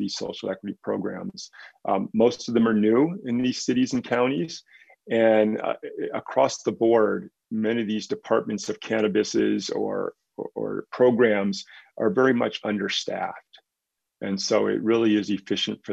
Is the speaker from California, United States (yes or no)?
yes; Mendocino, California, United States; moved away as an adult; also born or lived in Berkeley, California; now in Southern California, United States; I grew up in Mendocino and left